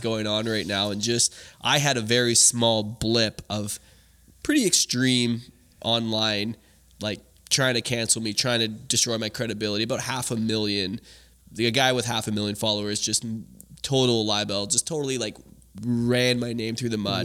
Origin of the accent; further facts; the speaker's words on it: Canada; growing up in Canada